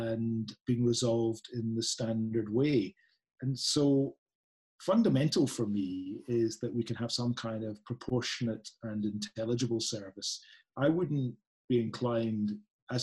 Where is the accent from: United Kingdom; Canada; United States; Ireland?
United Kingdom; Scotland; accent: Scottish; a Scottish accent